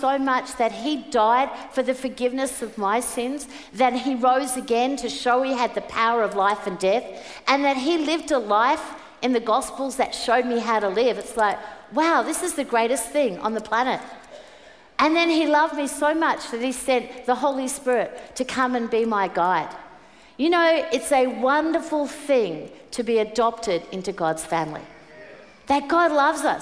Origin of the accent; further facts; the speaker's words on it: Brisbane, Queensland, Australia; moved away; I was born in Brisbane.